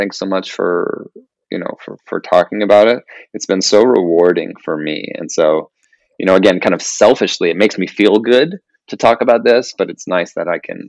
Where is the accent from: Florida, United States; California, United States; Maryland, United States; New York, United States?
California, United States; Yorba Linda; also born or lived in San Fernando Valley, Los Angeles; I grew up in Yorba Linda